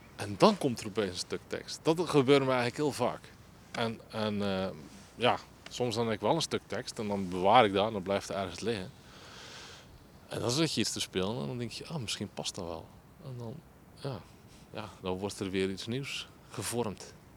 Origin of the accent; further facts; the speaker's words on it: Groede, Zeeland, Netherlands; ik ben geboren in De groep in 1981 en ik woon er nog